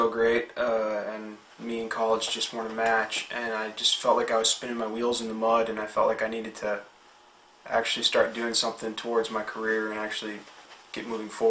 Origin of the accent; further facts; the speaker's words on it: Boyne City, Michigan, United States; moved away as an adult; also born or lived in Petoskey, Michigan; now in Fayetteville, United States; I was born in Petoskey, Michigan. I grew up just down the road in Boyne City. I graduated high school there in 2002.